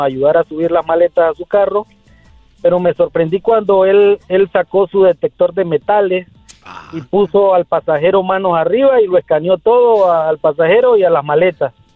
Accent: Nicaragua; now in San Francisco, United States; me dicen … porque soy de Nicaragua

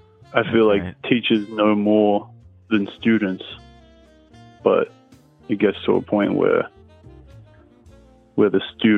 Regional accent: Australia; now in United States; I'm Australian.

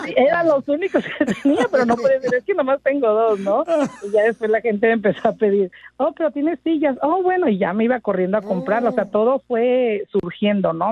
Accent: Tepic, Nayarit, Mexico; now in Los Angeles, United States; yo soy originaria de Tepic Nayarit y pues llegué, ahora sí que como muchísimos de nosotros, indocumentada.

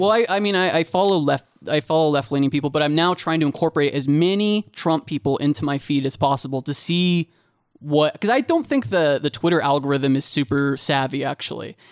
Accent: Kansas, United States; I'm from Kansas

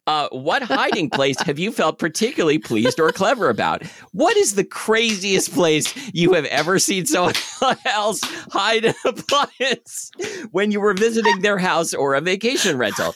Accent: Portland, Oregon, United States; That's what I grew up with on Southwest forty-sixth Street in Portland

